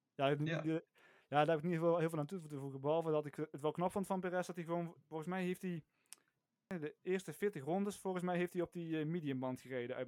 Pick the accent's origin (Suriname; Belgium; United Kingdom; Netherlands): Netherlands; North Limburg; ik kom uit Noord-Limburg